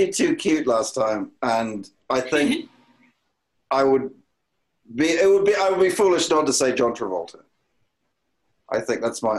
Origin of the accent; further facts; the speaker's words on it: Wales, United Kingdom; I come from Wales where nothing is understandable.